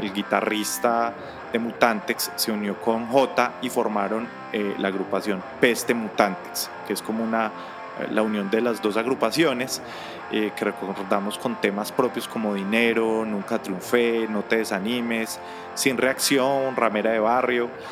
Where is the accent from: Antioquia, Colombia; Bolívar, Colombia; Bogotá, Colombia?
Bogotá, Colombia; also born or lived in Miami; yo soy de Bogotacito lindo